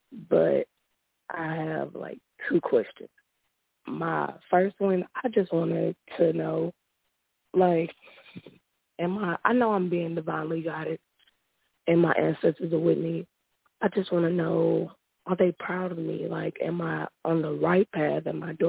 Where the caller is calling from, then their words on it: Houston, Texas, United States; Houston, Texas.